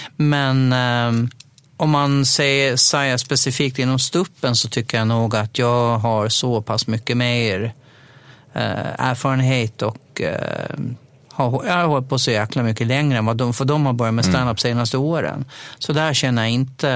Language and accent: Swedish; Dalhem, Gotland, Sweden; under mina tonår, när jag nog bodde kvar hemma i Dalem